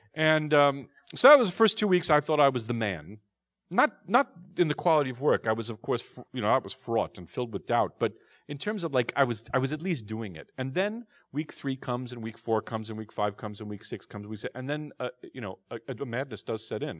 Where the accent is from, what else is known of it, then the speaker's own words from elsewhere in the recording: New York City, New York, United States; I'm a neurotic Jew from, from Queens